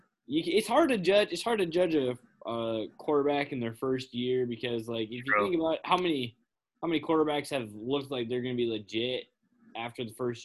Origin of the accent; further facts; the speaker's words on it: Green Bay, Wisconsin, United States; moved away; I am from the Green Bay area originally